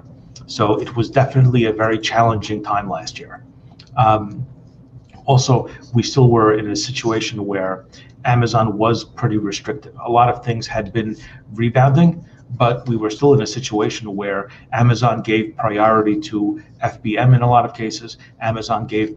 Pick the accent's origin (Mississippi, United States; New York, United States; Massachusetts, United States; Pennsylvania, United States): New York, United States; New York City; now in New Jersey, United States; I was born and raised in Brooklyn, so I still consider myself a New Yorker. I'm just like here in New Jersey at the moment